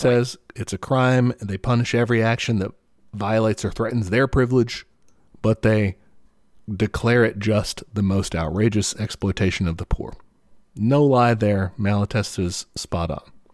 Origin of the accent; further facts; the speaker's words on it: United States; as an American